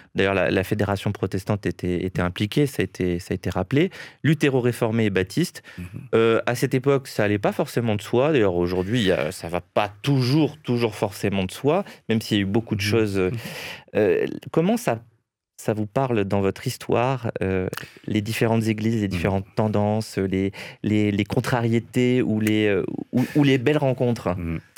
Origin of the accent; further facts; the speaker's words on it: Nice, Provence-Alpes-Côte d'Azur, France; now in Paris, France; je suis niçois à la base.